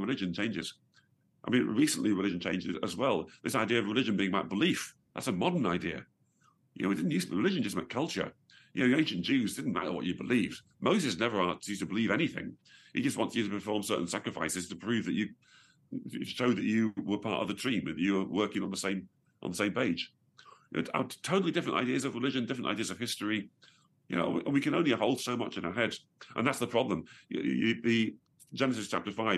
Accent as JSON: {"language": "English", "area": "Staffordshire", "region": "West Midlands", "country": "United Kingdom", "tie": "born or raised there", "said": "I was born originally in Staffordshire"}